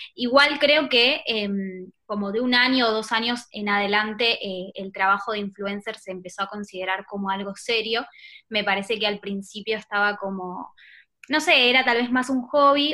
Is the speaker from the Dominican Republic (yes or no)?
no; Buenos Aires, Argentina; accent: porteño; Soy de Buenos Aires, sí, exactamente, la capital.